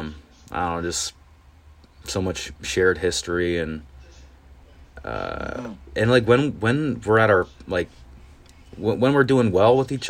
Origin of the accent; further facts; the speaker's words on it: Indiana, United States; moved away as an adult; also born or lived in Columbia, Maryland / South Carolina / Madison, Wisconsin / Tennessee; now in Chicago, United States; I grew up in Indiana